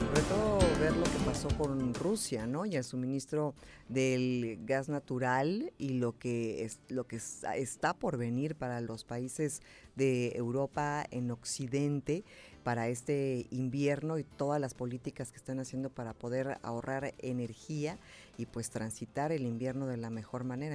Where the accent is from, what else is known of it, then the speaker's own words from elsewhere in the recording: Mexico; soy mexicana